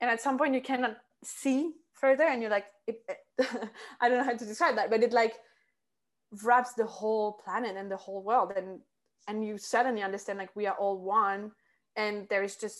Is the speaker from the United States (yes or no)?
no; France; moved away as an adult; also born or lived in south of France; being locked for almost a year now in France, in my hometown, in my parents' house